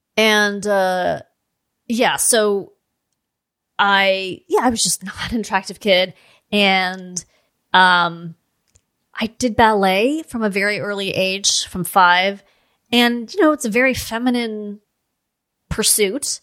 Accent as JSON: {"language": "English", "town": "Los Angeles", "region": "California", "country": "United States", "tie": "born or raised there", "said": "I grew up in Los Angeles."}